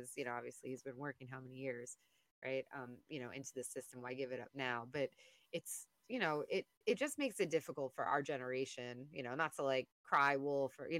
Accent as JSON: {"language": "English", "region": "New York", "country": "United States", "said": "being a New Yorker"}